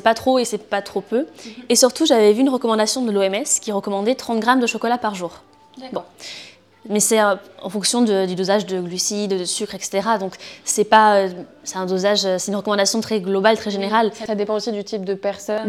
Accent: Bordeaux, Nouvelle-Aquitaine, France; also born or lived in Nantes; je suis née ici à Bordeaux

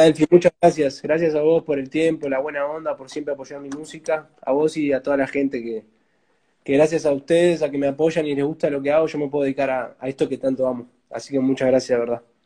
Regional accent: Uruguay; yo soy uruguayo

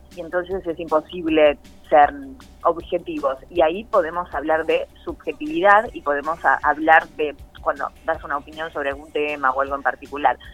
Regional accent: San Pedro, Buenos Aires Province, Argentina; also born or lived in Rosario; yo soy de San Pedro, provincia de Buenos Aires

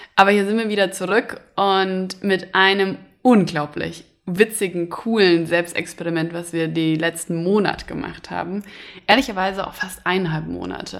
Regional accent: Hesse, Germany; now in Berlin, Germany; komme ich aus Hessen

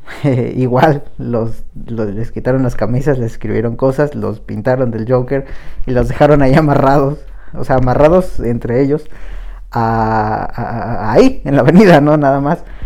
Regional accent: Mexico; somos mexicanos

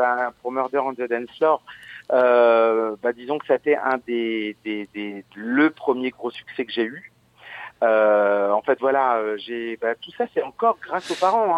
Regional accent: Verdun, Grand Est, France; born or raised there; also born or lived in Audainville

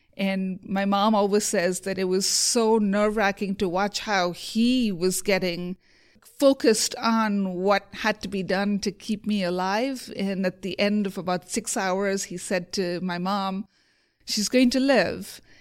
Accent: India; moved away; also born or lived in Provo, Utah; I grew up in India.

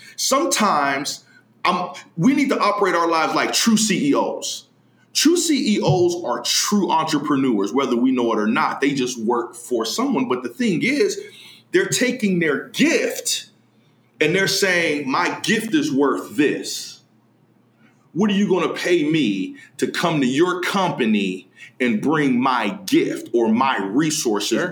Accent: Youngstown, Ohio, United States; born and raised in Youngstown, Ohio

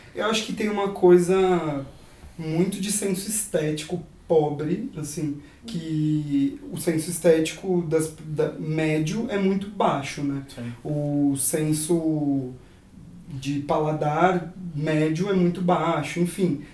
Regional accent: near São Carlos, interior of São Paulo, Brazil; eu sou do interior de São Paulo, perto de São Carlos

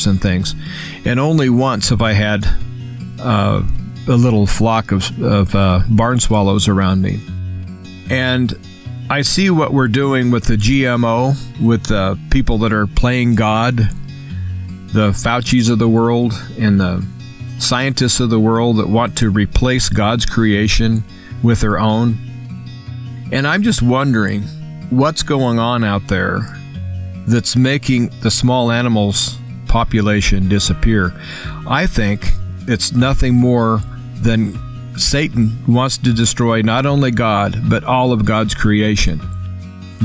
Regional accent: United States; I'm an American, and I'm a free American.

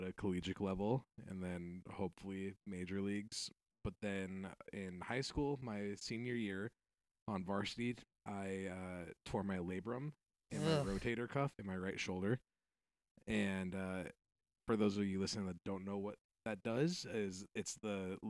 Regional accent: Arizona, United States; moved away; I'm from Arizona, so like I'm used to flash flooding in monsoon season.

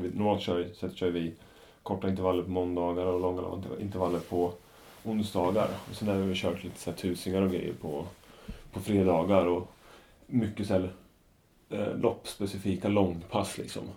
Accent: Norrköping, Östergötland, Sweden; ett varv runt Strömmen hemma i Norrköping

